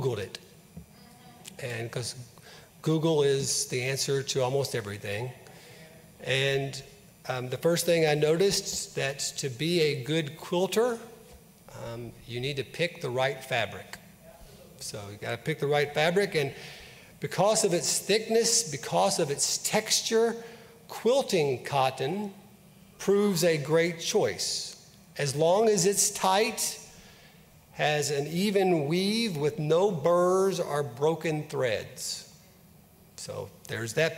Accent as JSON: {"language": "English", "town": "Mayfield", "region": "Kentucky", "country": "United States", "tie": "born or raised there", "said": "I grew up in Mayfield, which is just down the road from Paducah"}